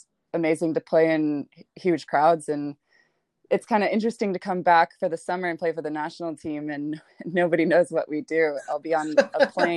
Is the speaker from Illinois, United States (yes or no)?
yes; Bartlett, Illinois, United States; moved away as an adult; also born or lived in Wheaton, Illinois / Tennessee / Nebraska; I was born and raised in Bartlett, Illinois.